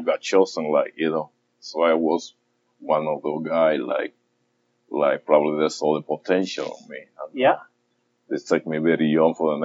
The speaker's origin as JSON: {"language": "English", "country": "Dominican Republic", "tie": "born or raised there", "also_born_or_lived": "Santo Domingo, Dominican Republic / Rhode Island, United States", "moved": "as an adult", "lives_now": "United States", "said": "I'm from Dominican Republic. I practically grew up over there, but I came to United States in my early 20s"}